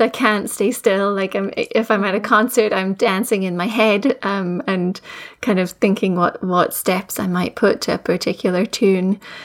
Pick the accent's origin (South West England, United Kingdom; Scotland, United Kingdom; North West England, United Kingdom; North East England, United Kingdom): Scotland, United Kingdom; Edinburgh; moved away as an adult; also born or lived in Fife; now in Nova Scotia, Canada; I was raised in Edinburgh and uh, also, also in Fife, I'm now living in, in Nova Scotia